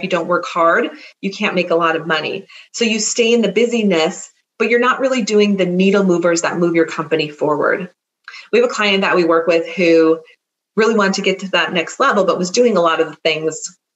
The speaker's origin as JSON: {"language": "English", "region": "Minnesota", "country": "United States", "also_born_or_lived": "California", "moved": "as an adult", "said": "I am a Minnesotan who moved to California and came back"}